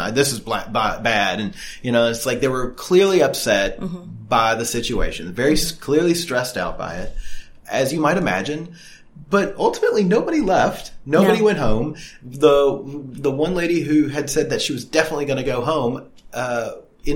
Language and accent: English; United States; growing up in the Reagan era in the U.S.